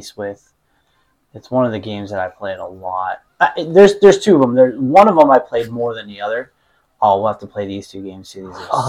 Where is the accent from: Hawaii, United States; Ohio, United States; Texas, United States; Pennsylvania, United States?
Pennsylvania, United States; Pittsburgh; accent: Pittsburgh; my Pittsburgh accent